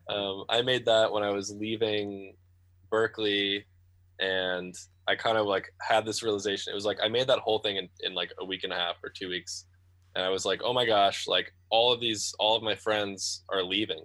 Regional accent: Great Barrington, Massachusetts, United States; Great Barrington, which is my hometown

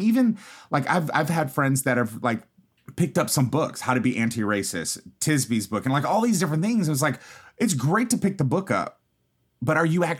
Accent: Houston, Texas, United States; I grew up in Fifth Ward and Third Ward, Houston, predominantly black neighborhoods.

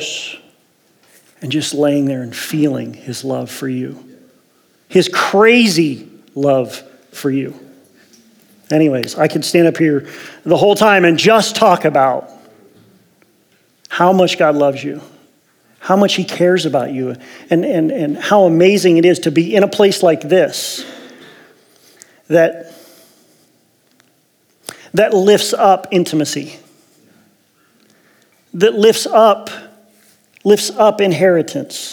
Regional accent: Ohio, United States; moved away as an adult; also born or lived in Las Vegas; now in Medford, United States; I was born and raised in Ohio, O-H.

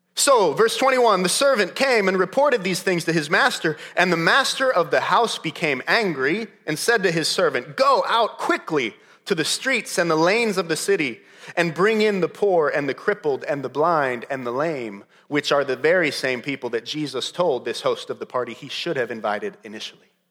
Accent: Modesto, California, United States; When I, when I was growing up in California, I lived the first eight years of my life in Modesto, California

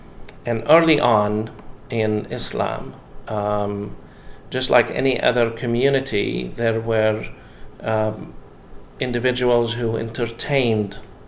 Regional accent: Jerusalem, Jerusalem District, Israel; I grew up in Jerusalem, and pilgrims from Cyprus would walk around dressed in black

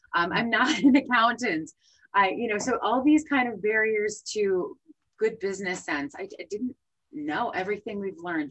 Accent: New Jersey, United States; moved away; I'm from New Jersey originally

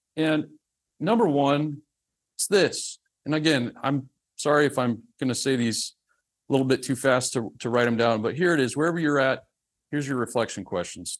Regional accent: the South, United States; I'm from the South

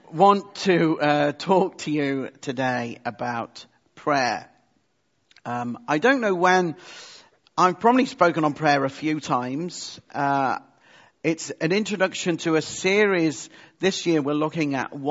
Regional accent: United Kingdom; we are British

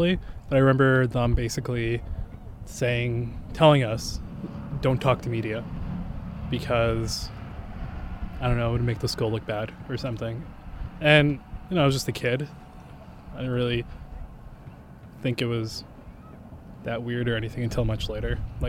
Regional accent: Edmonton, Alberta, Canada; I grew up like Somali in Edmonton

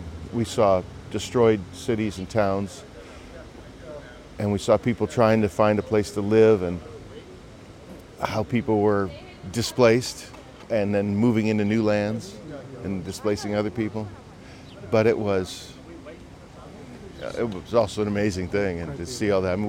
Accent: Chicago, Illinois, United States; my suburban mm-hmm. Chicago roots.

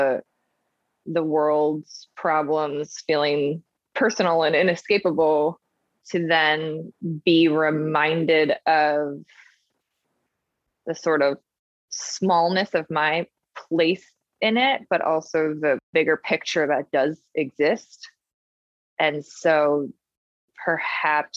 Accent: Chicago, Illinois, United States; now in San Diego, United States; growing up in Chicago

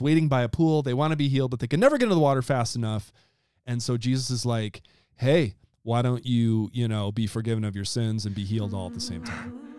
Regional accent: Wisconsin, United States; my home state, Wisconsin

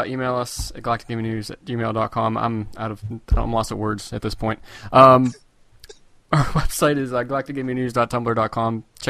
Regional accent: Ohio, United States; I'm from Ohio.

